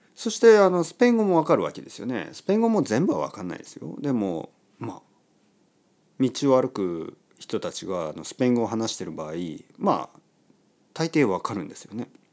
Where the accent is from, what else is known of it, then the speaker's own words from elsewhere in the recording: Oita, Japan; 大分県で生まれた僕